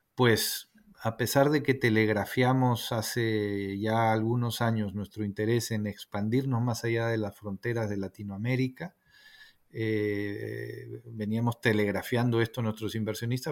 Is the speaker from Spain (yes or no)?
no; Peru; soy ah, peruano